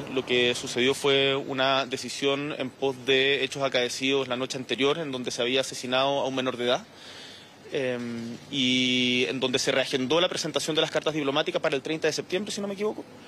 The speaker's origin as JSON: {"language": "Spanish", "country": "Chile", "said": "Nosotros somos un pueblo y un país que está por la paz, que como todo chileno"}